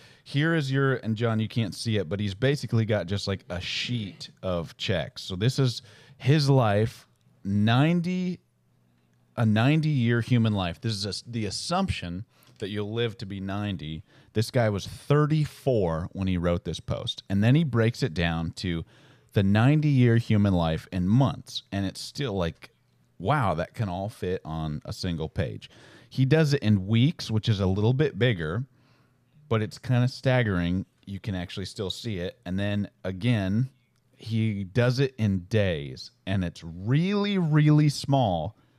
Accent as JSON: {"language": "English", "town": "Boston", "region": "Massachusetts", "country": "United States", "tie": "born or raised there", "said": "Like, growing up in Boston, I went to Red Sox games all the time, but I never moved back there."}